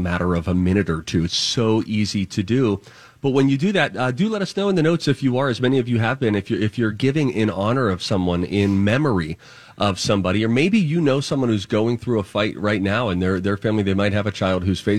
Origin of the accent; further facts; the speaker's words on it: Pittsburgh, Pennsylvania, United States; moved away; growing up in Pittsburgh